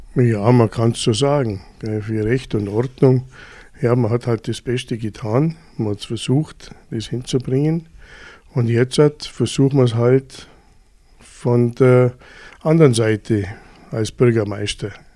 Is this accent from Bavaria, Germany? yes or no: yes; Füssen, Bavaria, Germany; Ich bin aufgewachsen in Füssen